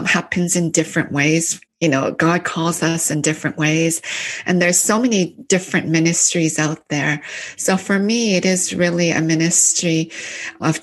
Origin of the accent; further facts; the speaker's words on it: London, Ontario, Canada; moved away as an adult; also born or lived in Korea / Toronto; now in United States; I grew up in London, Ontario, and then after grade 10, we moved to Toronto.